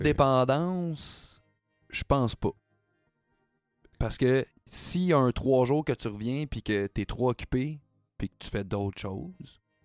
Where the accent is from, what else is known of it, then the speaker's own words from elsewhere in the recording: Quebec, Canada; on est québécois